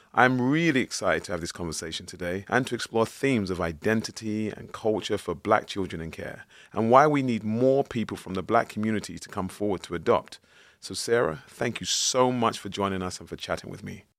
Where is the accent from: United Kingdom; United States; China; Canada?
United Kingdom; London; growing up in East London, I, I was born and bred in Plasto